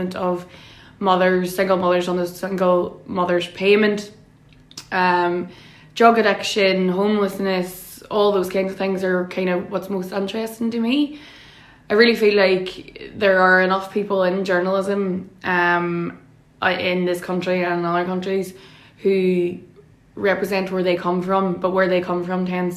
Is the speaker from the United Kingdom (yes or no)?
yes; Derry, Northern Ireland, United Kingdom; I'm from Derry City. My mammy is from Craigan and my daddy is from Shantaz, so two very known, well-known nationalist working class estates in Derry